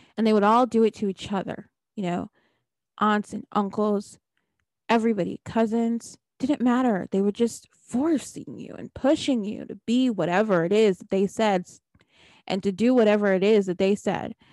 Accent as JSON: {"language": "English", "region": "New Jersey", "country": "United States", "said": "I'm from New Jersey"}